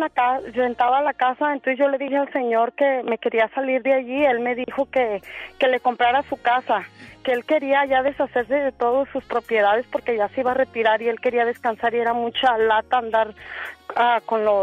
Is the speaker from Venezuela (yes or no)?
no; Mexico; moved away as an adult; Y me vine embarazada de México, mi familia es muy de bajos recursos y todo eso